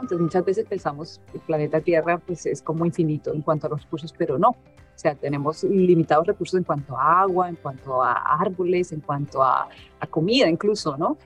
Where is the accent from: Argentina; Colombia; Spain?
Colombia; moved away; yo crecí en Colombia